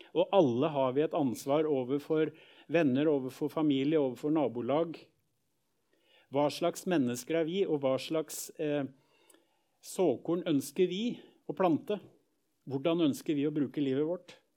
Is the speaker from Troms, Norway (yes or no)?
no; Skien, Telemark, Norway; oppvekst i Misjonskirken hjemme i Gjerpen i Skien